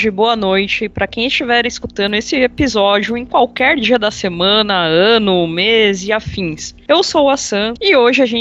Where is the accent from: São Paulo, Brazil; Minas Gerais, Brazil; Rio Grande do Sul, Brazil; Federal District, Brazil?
São Paulo, Brazil; interior of; sou do interior de São Paulo